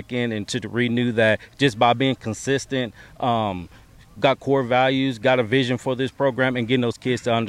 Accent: McGregor, Texas, United States; when I grew up in McGregor, we played Marlin.

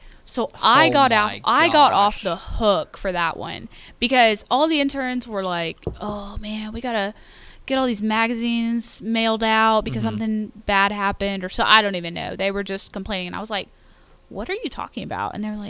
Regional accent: Royse City, Texas, United States; I'm from Roy City, Texas, just outside of Rockwall.

